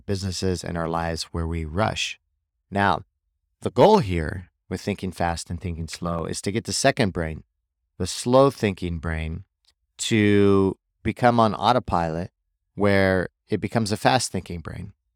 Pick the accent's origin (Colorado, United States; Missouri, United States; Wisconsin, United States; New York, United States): Missouri, United States; where I grew up in Missouri